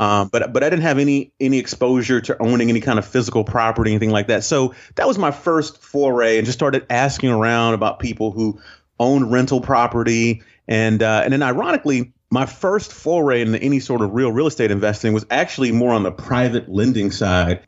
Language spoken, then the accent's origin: English; Northeast Ohio, United States; moved away as an adult; now in Saint Simons Island, United States; I grew up actually in Ohio, um, uh, Northeast Ohio, and went to school in, in Cleveland